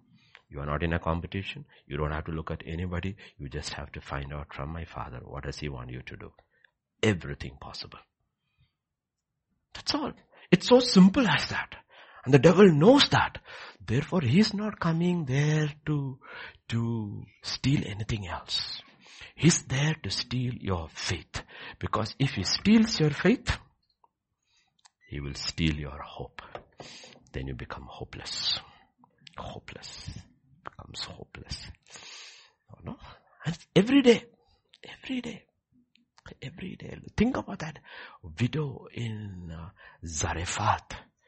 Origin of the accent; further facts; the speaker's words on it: Egypt; Because I have come from Egypt. I grew up in Egypt.